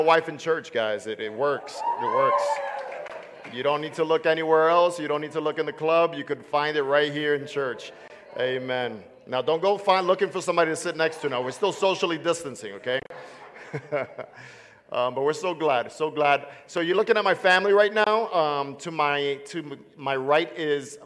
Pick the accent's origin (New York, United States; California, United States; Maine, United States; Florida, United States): New York, United States; New York City; moved away; I am originally from Brooklyn, New York.